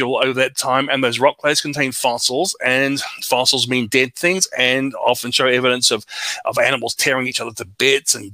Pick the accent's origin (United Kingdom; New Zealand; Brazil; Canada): New Zealand; moved away as an adult; also born or lived in Australia; now in United States; I was born in Australia, raised in New Zealand, went back to Australia